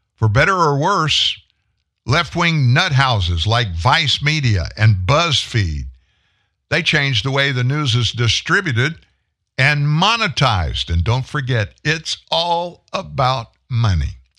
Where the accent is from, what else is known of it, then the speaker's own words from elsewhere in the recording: Shreveport, Louisiana, United States; We're both from Shreveport.